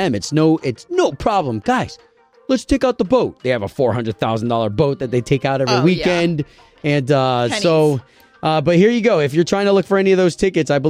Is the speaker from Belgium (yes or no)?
no; Tampa, Florida, United States; I was raised in Tampa from 5 years old all the way up until 18